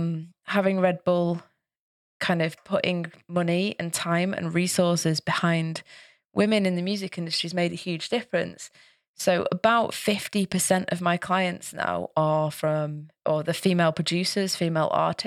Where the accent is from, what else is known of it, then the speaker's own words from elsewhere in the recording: Manchester, North West England, United Kingdom; yeah, it's never happened to me in Manchester. It was always in different places in the UK. So, I love my hometown and that's another reason why.